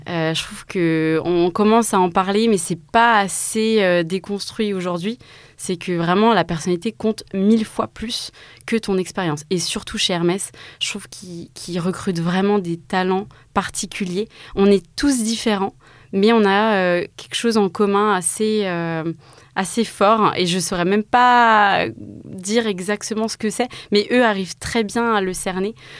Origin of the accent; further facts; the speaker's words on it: Mulhouse, Grand Est, France; also born or lived in Strasbourg; Je suis née à Mulhouse, en Alsace, et je suis partie donc à 18 ans à Strasbourg